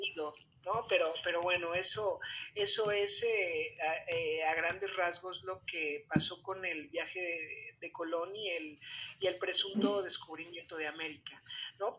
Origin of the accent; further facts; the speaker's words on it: Mexico; nuestra raza como mexicanos